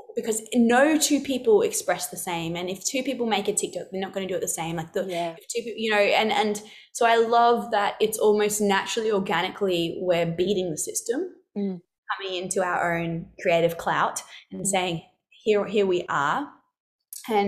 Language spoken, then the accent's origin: English; Alice Springs, Northern Territory, Australia; I come from Central Australia, so Alice Springs